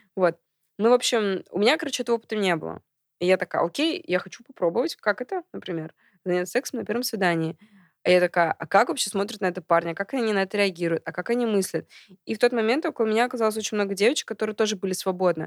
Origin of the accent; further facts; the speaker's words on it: Kazan, Tatarstan, Russia; moved away as an adult; also born or lived in Saint Petersburg, Russia; now in Moscow, Russia; я родилась в Казани